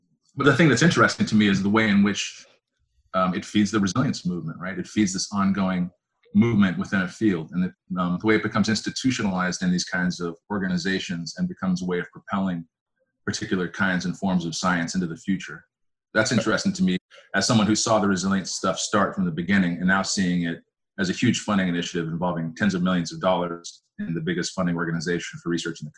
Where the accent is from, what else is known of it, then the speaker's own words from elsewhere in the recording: Arizona, United States; also born or lived in Colorado / Oregon; Yeah, I grew up in Arizona in part. I grew up in the West, in Colorado, in Oregon, and in Arizona.